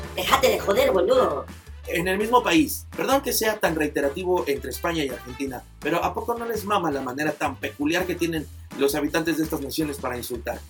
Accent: Mexico; en México

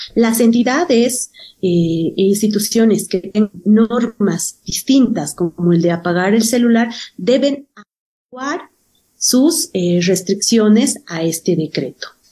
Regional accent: Bolivia; nos identifican como boliviano

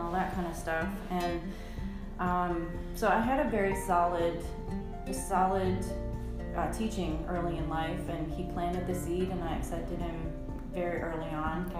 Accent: New York, United States; moved away as an adult; also born or lived in South Dakota / Florida; now in Tennessee, United States; I am a New Yorker and in the Deep South

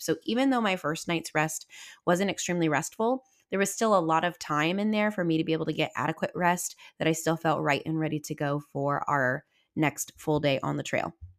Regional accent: Southwest Missouri, United States; I'm from Southwest Missouri

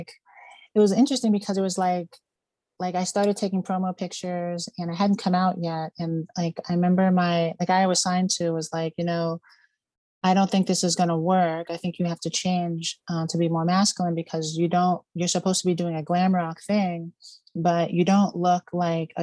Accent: Reston, Virginia, United States; now in Las Vegas, United States; I'm from Reston, Virginia, originally. It's a suburb of DC.

